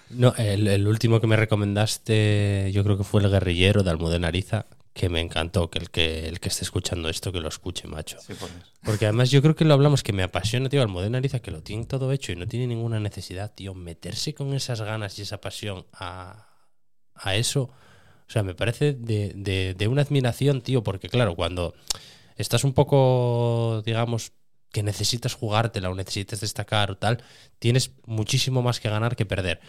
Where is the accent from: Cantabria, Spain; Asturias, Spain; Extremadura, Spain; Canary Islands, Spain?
Asturias, Spain; Cerredo; para mí que soy de Cerredo y que viví